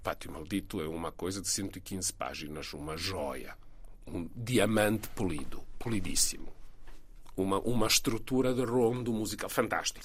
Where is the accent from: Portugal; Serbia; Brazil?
Serbia; Belgrade; Portuguese is a second language; moved away as an adult; also born or lived in London; Eu sou de Belgrado